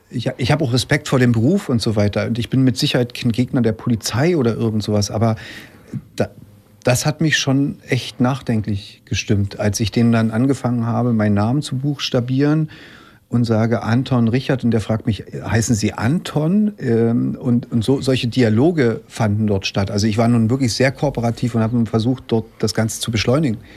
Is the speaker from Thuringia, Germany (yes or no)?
no; Leipzig, Saxony, Germany; weil er aus, aus Meißen kommt, ich komme aus Leipzig